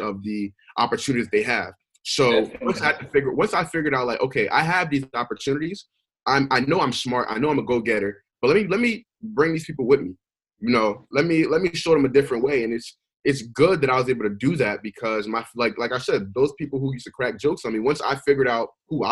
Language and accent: English; Willingboro, New Jersey, United States; also born or lived in Nigeria / Newark, New Jersey; I assimilate more to Philly, just being raised in South Jersey. So I moved to South Jersey in 2003